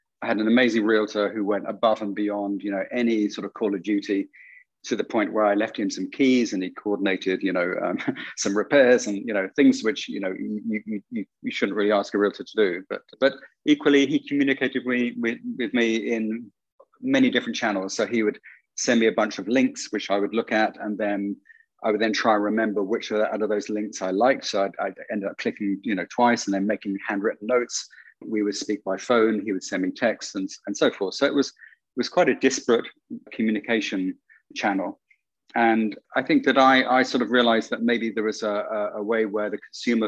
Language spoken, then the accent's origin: English; London, United Kingdom; growing up in London